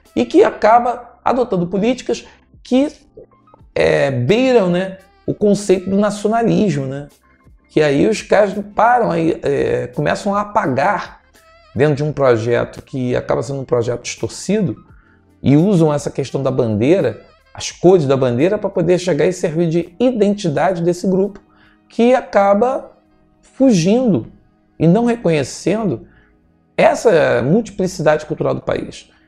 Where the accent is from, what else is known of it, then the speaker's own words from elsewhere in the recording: Brazil; somos brasileiros